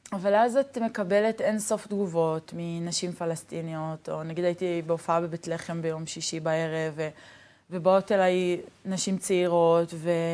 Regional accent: Neve Shalom, Israel; הילדות שלי בנווה שלום

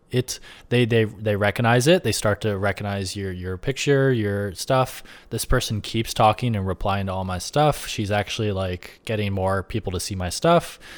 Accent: Rochester, New York, United States; moved away as an adult; also born or lived in Buffalo / Brooklyn, New York City; now in New York City, United States; I grew up in Rochester upstate

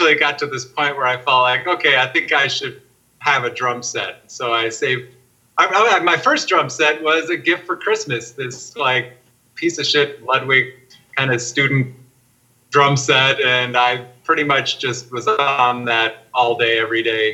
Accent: Minnesota, United States; I grew up in Minnesota and it was very cold

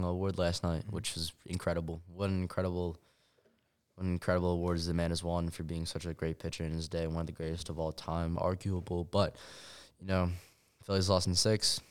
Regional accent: Philadelphia, Pennsylvania, United States; I myself as a Philadelphian

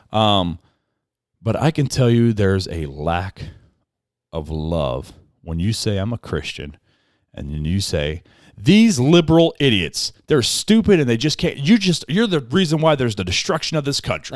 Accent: United States; I'm an American

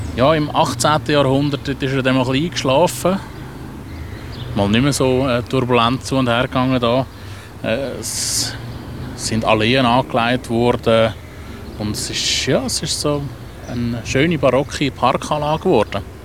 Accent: Zurich, Switzerland; also born or lived in Adliswil; Ich bin halt einfach schon ein Stadtkind

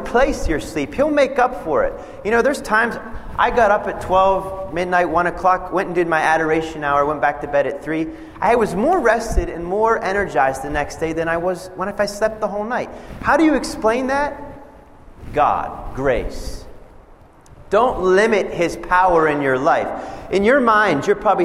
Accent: Pennsylvania, United States; moved away as an adult; now in Nebraska, United States; I grew up in Pennsylvania

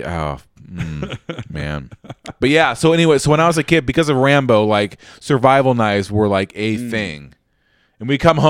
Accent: Story City, Iowa, United States; We grew up in Story City

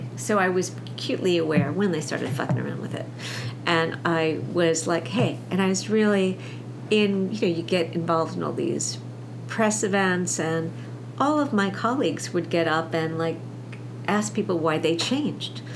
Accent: New York City, New York, United States; also born or lived in Long Island, New York; I grew up in Brooklyn and on, and on Long Island

